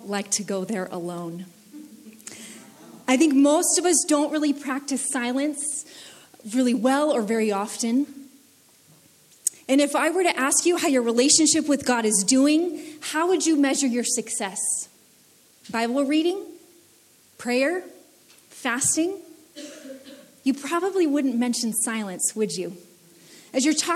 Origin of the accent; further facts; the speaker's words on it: United States; I grew up in the United States